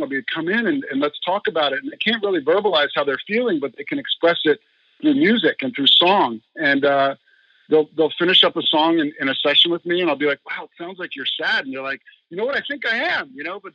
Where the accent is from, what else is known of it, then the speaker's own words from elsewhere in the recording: Philadelphia, Pennsylvania, United States; moved away as an adult; also born or lived in Connecticut / Virginia / Manhattan Beach, California; now in Hermosa Beach, United States; I lived outside of Philadelphia on the main line for about 18 years